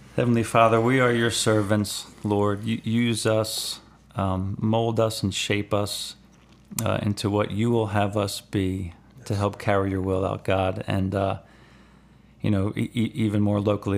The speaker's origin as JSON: {"language": "English", "town": "Elkton", "region": "Maryland", "country": "United States", "said": "I'm from Elkton"}